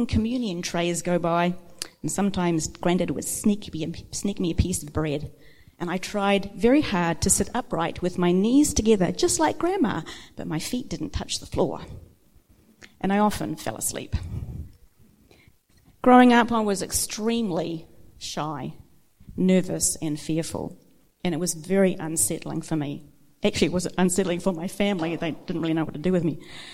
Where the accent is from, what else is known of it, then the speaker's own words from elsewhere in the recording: Levin, Manawatū-Whanganui, New Zealand; I was born and raised in Levin, the third of four children.